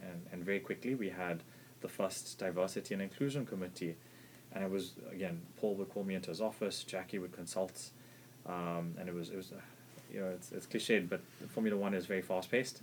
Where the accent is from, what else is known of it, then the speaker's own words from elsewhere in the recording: South Africa; being South African